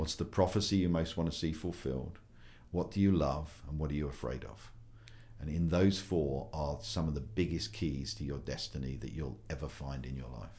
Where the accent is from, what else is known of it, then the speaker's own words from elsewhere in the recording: United Kingdom; moved away as an adult; also born or lived in United States; I'm a Brit